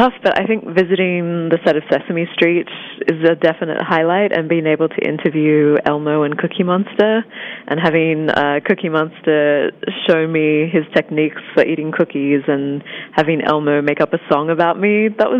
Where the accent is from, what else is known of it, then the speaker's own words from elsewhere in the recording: Australia; I think even just growing up in Australia, you're so accustomed to being so far away from most of the world